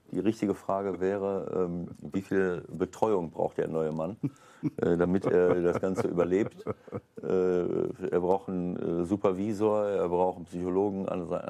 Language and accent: German; Paderborn, North Rhine-Westphalia, Germany; wo, äh, keine Ahnung, der Paderborner Stadtanzeiger vielleicht noch zuguckt. äh, ich äh, ich, ich komme zwar aus der Gegend.